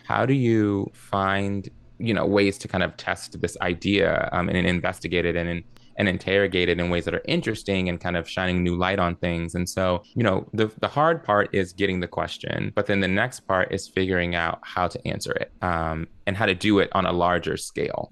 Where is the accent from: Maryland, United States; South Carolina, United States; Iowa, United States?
Maryland, United States; also born or lived in New Jersey / Columbus, Ohio; I grew up in Maryland. That's where I live now and it's where I grew up